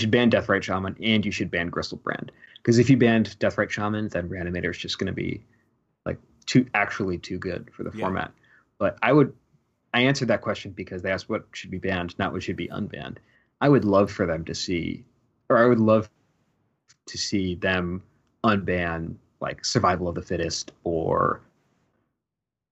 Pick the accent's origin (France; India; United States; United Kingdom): United States; Westchester, New York; also born or lived in Rochester, New York; I'm originally from Westchester, New York, which mm-hmm. is just north of New York City.